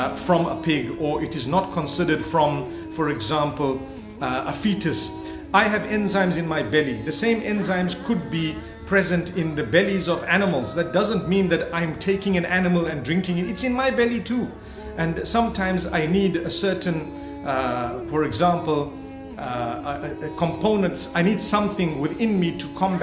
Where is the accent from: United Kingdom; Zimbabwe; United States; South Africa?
Zimbabwe; also born or lived in Saudi Arabia; I was born and raised in Zimbabwe